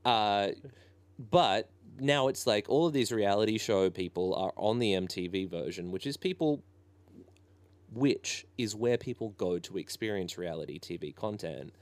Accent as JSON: {"language": "English", "town": "Ballina", "region": "New South Wales", "country": "Australia", "tie": "born or raised there", "said": "I grew up in Ballina"}